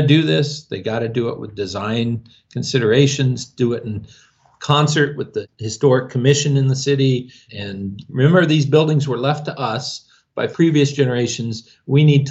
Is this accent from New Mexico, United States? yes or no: yes; Albuquerque, New Mexico, United States; I am from Albuquerque